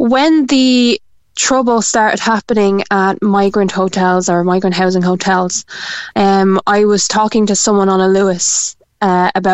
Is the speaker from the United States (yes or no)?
no; Dublin, Leinster, Ireland; moved away as an adult; also born or lived in Cork; now in United Kingdom; I was raised in Dublin. Yes, I spent 10 years in Cork, and I loved it. I was happy to be back in my hometown